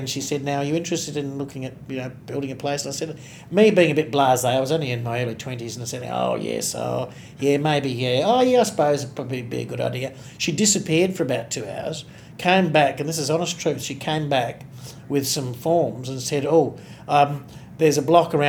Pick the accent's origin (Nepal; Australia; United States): Australia; Northam, Western Australia; now in Mandurah, Australia; I'm very proud of my origins, having been born and raised in Northam.